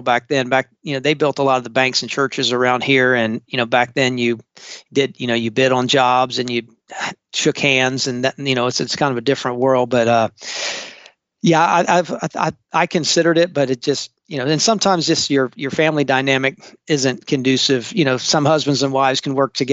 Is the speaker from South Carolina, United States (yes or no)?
yes; Charleston, South Carolina, United States; I am actually a third generation Charlestonian, which is rare nowadays. I was born and raised on James Island, still live on James Island